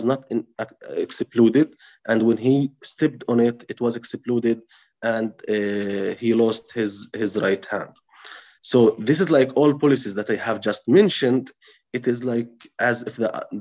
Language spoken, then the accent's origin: English; Touba, West Bank, Palestine; English is a second language; I'm from the village of Touba, I'm from Masafer Yatta, I am just like 2 kilometers or a few kilometers away from here, and I live here